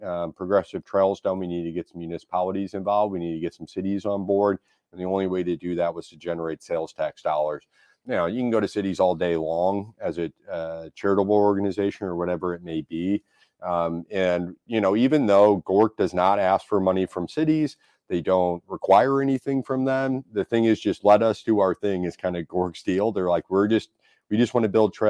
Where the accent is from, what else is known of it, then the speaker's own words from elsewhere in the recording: St. Louis, Missouri, United States; also born or lived in Oakville, Missouri; I grew up in South St. Louis